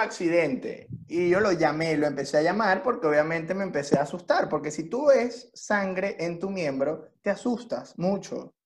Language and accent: Spanish; Venezuela; now in Chile; nosotros tres que somos de Venezuela